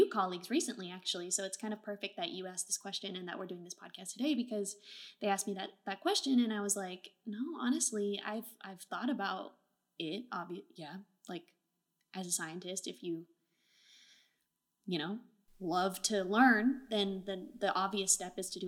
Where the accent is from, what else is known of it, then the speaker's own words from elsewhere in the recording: Bay Area, California, United States; also born or lived in Portland, Oregon; I'm from Portland, Oregon, and, you know, grew up in the Bay Area